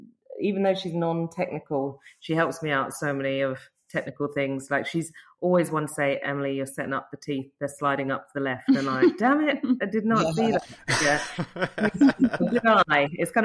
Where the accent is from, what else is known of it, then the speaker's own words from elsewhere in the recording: London, United Kingdom; moved away as an adult; now in Dorset, United Kingdom; I'm from London, sort of South London